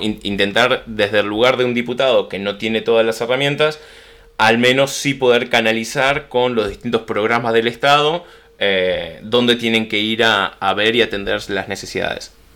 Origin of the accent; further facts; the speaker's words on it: Buenos Aires, Argentina; accent: Rioplatense; soy de Buenos Aires, nacido, criado, pura cepa porteño